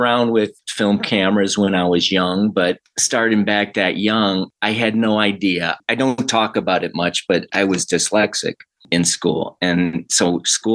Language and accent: English; Detroit, Michigan, United States; I was born in Detroit, Michigan. Actually a suburb of Detroit, but it's kind of one big city like Los Angeles. Being born there, and I love the summer. The winters were brutal